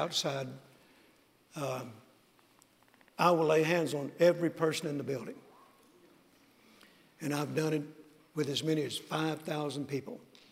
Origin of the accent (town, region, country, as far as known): Mississippi, United States; born or raised there